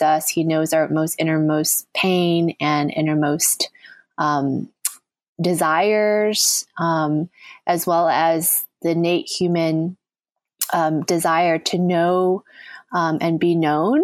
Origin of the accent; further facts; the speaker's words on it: United States; now in New York City, United States; growing up in the United States